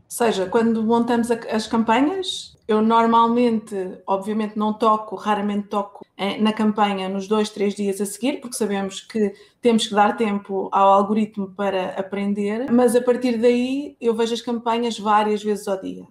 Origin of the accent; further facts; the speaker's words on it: Lisbon, Portugal; eu já nasci, já nasci em Lisboa, estou em Lisboa, mas a família veio toda de lá.